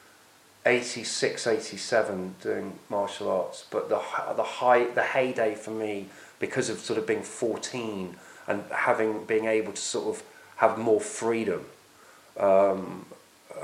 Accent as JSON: {"language": "English", "town": "Oxford", "region": "South East England", "country": "United Kingdom", "tie": "born or raised there", "said": "where I grew up in Oxford"}